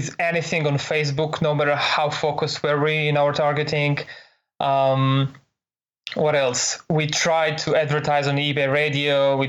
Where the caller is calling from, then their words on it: San Jose, California, United States; right now I'm calling you from San Jose in California.